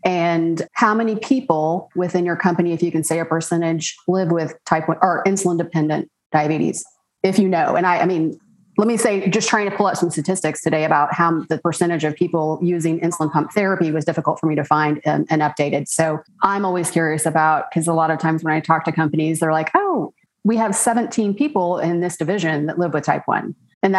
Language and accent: English; Oklahoma, United States; accent: twang; I'm from Oklahoma and I could have put a real twang.